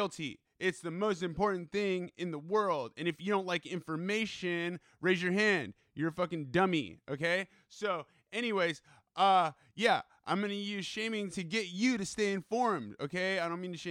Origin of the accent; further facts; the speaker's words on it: California, United States; now in East Coast, United States; I grew up in California, right? I'm a Californian